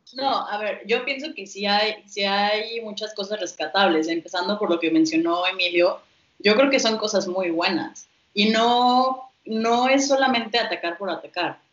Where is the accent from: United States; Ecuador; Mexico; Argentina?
Mexico; tenemos desafíos como mexicanos